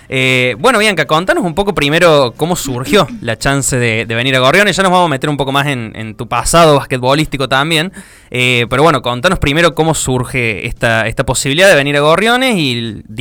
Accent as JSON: {"language": "Spanish", "town": "Villa Mercedes", "region": "San Luis", "country": "Argentina", "moved": "yes", "lives_now": "Río Cuarto, Argentina", "said": "yo soy de Villa Mercedes, provincia de San Luis."}